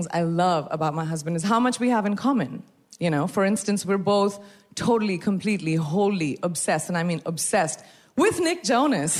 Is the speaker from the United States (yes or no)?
no; India; I'm from India